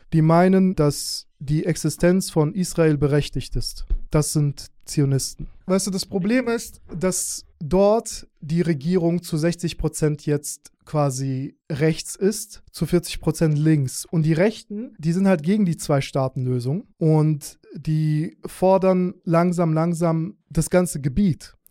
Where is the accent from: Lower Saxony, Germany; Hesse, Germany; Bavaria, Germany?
Hesse, Germany; Hanau; also born or lived in Azerbaijan / Schlüchtern, Hesse; Ich habe dann in Hanau meine Jugend verbracht